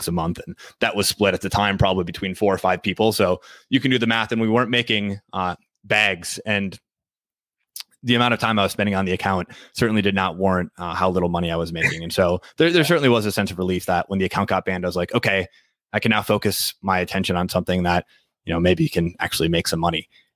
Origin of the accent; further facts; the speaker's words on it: Green Bay, Wisconsin, United States; moved away as an adult; now in Minneapolis, United States; I'm from Green Bay originally. So it's sort of hard to be from Green Bay and not be a Packers fan. That's almost sacrilegious, but where I grew up. Yeah. Was in Green Bay, Wisconsin